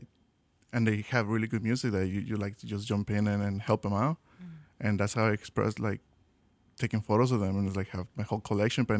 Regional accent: Mexico; now in Chicago, United States; We're from Mexico

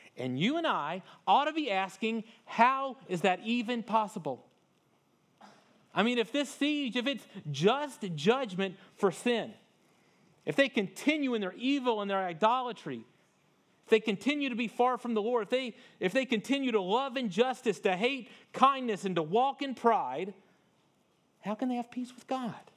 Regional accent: North Louisiana, United States; I grew up in North Louisiana, but it was not far from Vicksburg, Mississippi

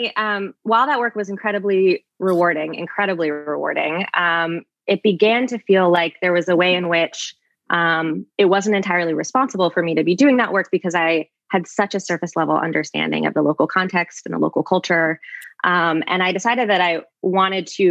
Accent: North Carolina, United States; also born or lived in India / Kenya; now in Bay Area, United States; I grew up in North Carolina

